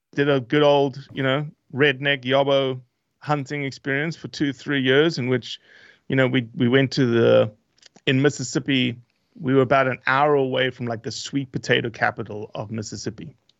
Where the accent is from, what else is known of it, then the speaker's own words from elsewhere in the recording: South Africa; moved away; also born or lived in Brazil / Australia; originally South Africa, um, not born and raised, but born in Brazil, but moved to South Africa when I was very, very small.